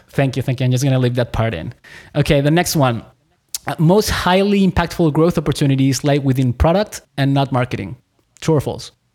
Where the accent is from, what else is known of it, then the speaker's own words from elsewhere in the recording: Chile; I was born in Chile.